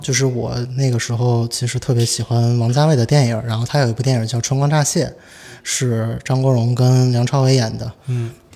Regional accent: Xi'an, Shaanxi, China; 我作为一个西安人

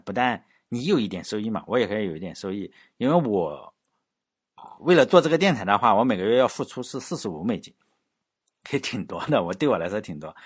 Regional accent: Laiwu, Shandong, China; 相当于我老家旁边淄博哈，我老家是莱芜

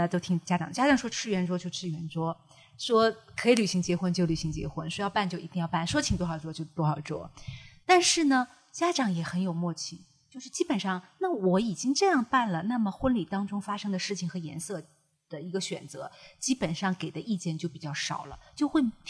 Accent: China; 对，不过我其实觉得，因为我们中国人的民族性格和对礼仪的观念跟西方人本来就不一样，

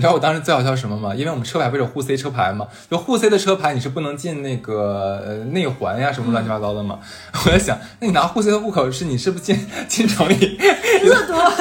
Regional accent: Sanya, Hainan, China; now in Shanghai, China; 我是今年我回了一趟家嘛， 回了一趟三亚

